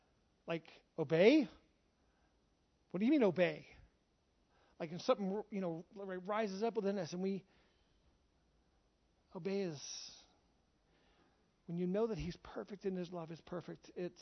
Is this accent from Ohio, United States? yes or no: no; Charlotte, North Carolina, United States; born there; I was born in Charlotte, North Carolina. I was raised all over the U.S., traveled everywhere. I'm an American. I was born in America.